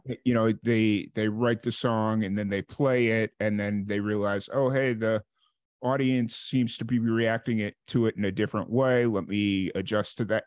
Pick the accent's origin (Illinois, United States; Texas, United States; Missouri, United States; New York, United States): Illinois, United States; Chicago; moved away as an adult; also born or lived in New Mexico; I'm from Chicago originally